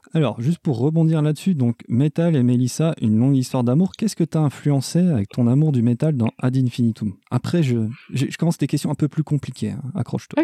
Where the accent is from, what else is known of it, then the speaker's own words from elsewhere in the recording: Switzerland; je viens de Suisse, j'ai le droit de dire 80